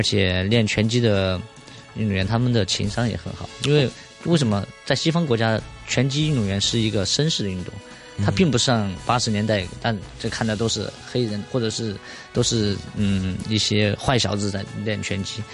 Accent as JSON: {"language": "Chinese", "country": "China", "said": "我们中国人民的"}